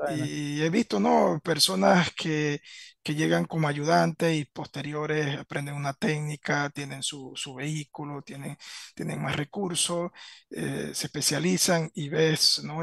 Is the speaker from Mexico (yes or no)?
no; Veraguas, Panama; moved away as an adult; also born or lived in Panama City; yo soy eh, de Veragua. Me, me, crié mi niñez y mi adolescencia en zona de Veragua